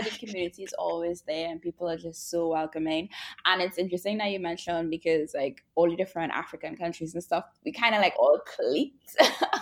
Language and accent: English; Trinidad & Tobago; now in Jamaica; I'm from Trinidad and Tobago, and I'm based in Jamaica